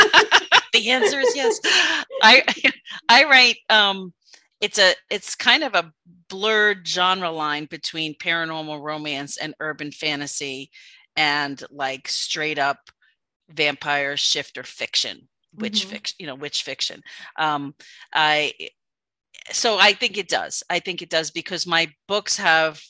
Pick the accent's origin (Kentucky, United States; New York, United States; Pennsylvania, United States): New York, United States; being a New Yorker